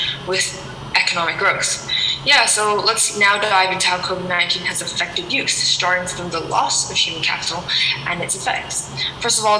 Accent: Hong Kong; I'm from Hong Kong.

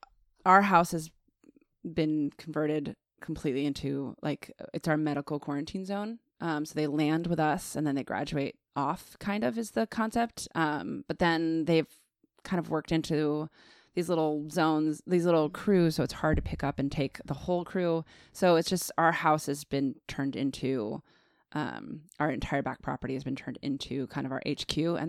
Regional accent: Virginia, United States; born there; also born or lived in Greece; I was born in Virginia.

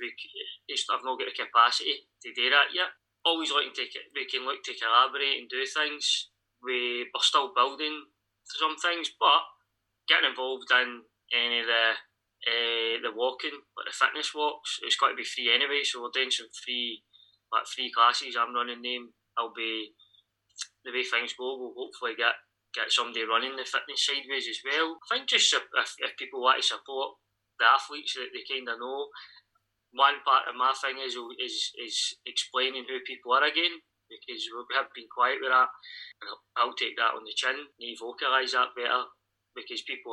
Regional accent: Tea Cake Town, Scotland, United Kingdom; I'm from Tea Cake Town

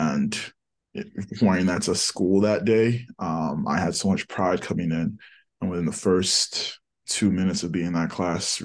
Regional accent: New Jersey, United States; also born or lived in Nigeria / Philadelphia; I grew up in New Jersey. Growing up in New Jersey, that's definitely where I started to realize not only that was I Black, but I was African

